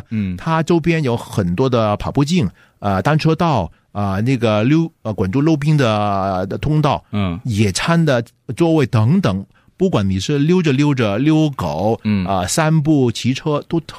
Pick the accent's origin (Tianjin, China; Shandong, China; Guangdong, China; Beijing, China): Guangdong, China; now in United States; 我们广东人